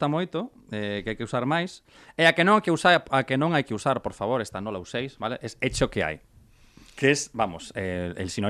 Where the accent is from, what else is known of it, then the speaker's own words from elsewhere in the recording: Galicia, Spain; somos dos galegos amantes da marihuana